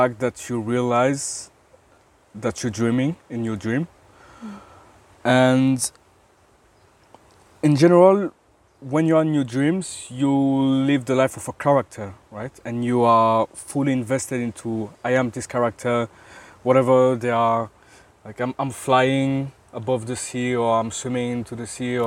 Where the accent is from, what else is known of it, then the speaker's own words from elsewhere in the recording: Belgium; from Belgium